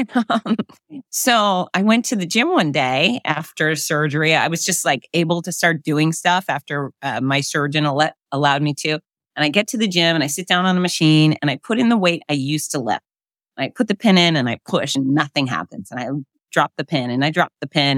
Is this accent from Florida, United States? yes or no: yes; Florida, United States; I'm born and raised in Florida.